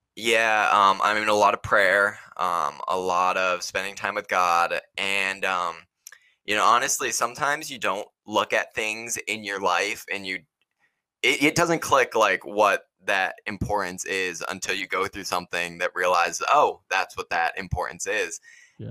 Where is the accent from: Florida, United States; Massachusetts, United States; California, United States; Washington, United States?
Massachusetts, United States; Cape Cod; I grew up on Cape Cod, Massachusetts